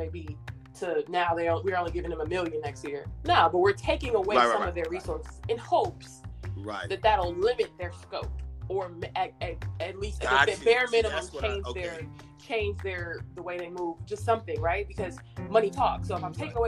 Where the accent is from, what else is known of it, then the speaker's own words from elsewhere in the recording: Inglewood, California, United States; also born or lived in Windsor Hills, Los Angeles; now in Atlanta, United States; I live in South Atlanta now. I grew up in Inglewood for the most part of my childhood